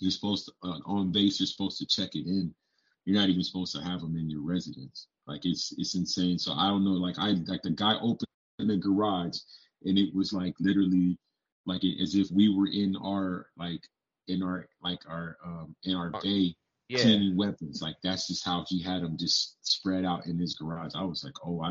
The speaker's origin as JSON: {"language": "English", "town": "San Diego", "region": "California", "country": "United States", "tie": "born or raised there", "also_born_or_lived": "Jacksonville, Florida / Connecticut / Phoenix, Arizona", "moved": "yes", "lives_now": "Minnesota, United States"}